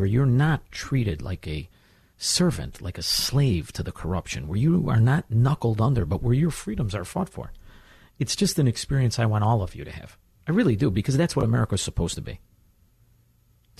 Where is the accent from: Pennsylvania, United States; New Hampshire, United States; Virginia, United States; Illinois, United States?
Illinois, United States; Chicago; born or raised there